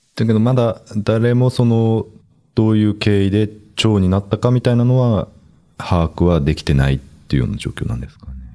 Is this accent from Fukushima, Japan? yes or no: yes; Fukushima, Japan; moved away; 私の地元は山形の隣の福島なんですけど